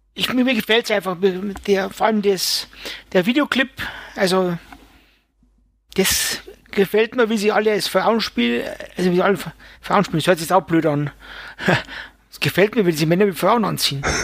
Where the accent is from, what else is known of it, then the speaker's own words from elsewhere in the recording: Bavaria, Germany; es kommt ja bald die Stadezeit, wie es bei uns in Bayern heißt